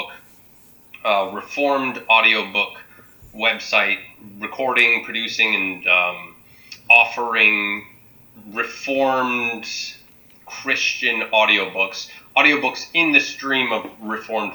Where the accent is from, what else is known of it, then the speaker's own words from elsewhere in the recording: Jamestown, Ohio, United States; also born or lived in Scranton, Pennsylvania; my family moved to Jamestown, Ohio, when I was about 9 years old